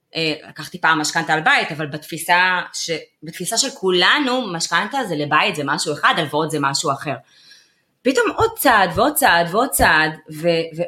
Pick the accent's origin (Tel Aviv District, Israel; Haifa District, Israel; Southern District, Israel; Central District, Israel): Tel Aviv District, Israel; Ramat Gan; נולדתי ברמת עמידר, בואי, אני באה מהשכונות